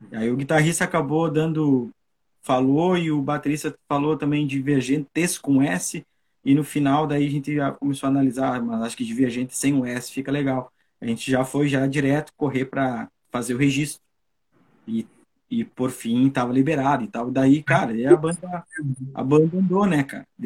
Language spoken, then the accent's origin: Portuguese; São Borja, Rio Grande do Sul, Brazil; moved away; que eu resolvi sair da, da minha cidade natal, chamada São, São Borja, terra dos presidentes de Getúlio Vargas, João Goulart.